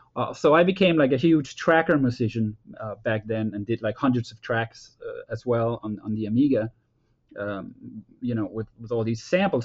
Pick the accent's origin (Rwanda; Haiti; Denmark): Denmark; moved away as an adult; also born or lived in Copenhagen, Denmark / Boston, United States; me growing up in Denmark